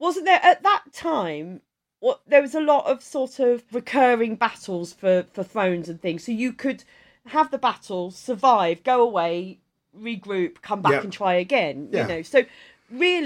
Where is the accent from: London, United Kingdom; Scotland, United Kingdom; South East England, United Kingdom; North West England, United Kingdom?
South East England, United Kingdom; Kent; I grew up in Kent